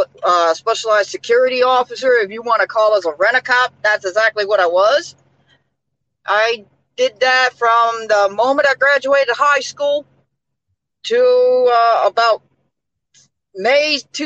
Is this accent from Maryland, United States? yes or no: yes; Capitol Heights, Maryland, United States; I'm from Maryland, actually.